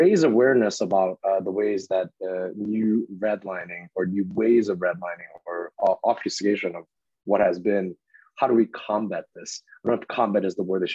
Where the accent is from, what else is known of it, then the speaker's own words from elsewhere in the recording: Chicago, Illinois, United States; I'm actually from Chicago.